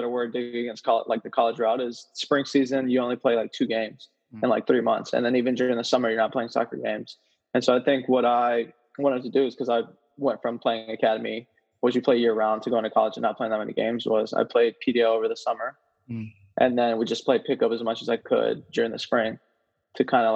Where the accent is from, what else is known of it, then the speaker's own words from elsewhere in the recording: Houston, Texas, United States; I'm from Houston, Texas.